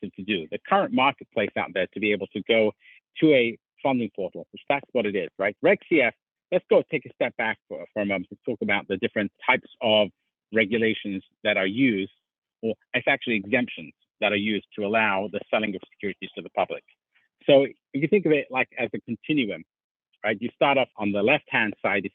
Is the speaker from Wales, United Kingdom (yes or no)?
no; London, United Kingdom; I was brought up in London, England